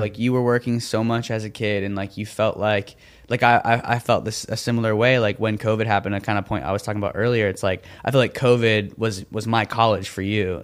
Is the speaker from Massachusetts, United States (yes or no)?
no; Florida, United States; I grew up doing theater in Florida